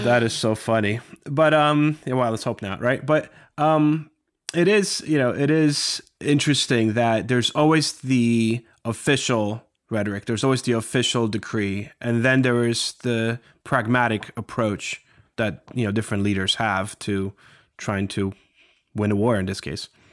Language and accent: English; Morristown, New Jersey, United States; growing up in this area and, you know, just my neighborhood, everywhere you look, you see George Washington was here